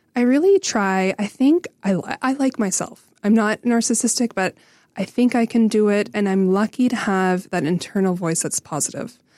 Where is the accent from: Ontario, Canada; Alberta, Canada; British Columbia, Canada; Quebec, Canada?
Ontario, Canada; Renfrew; I grew up in Renfrew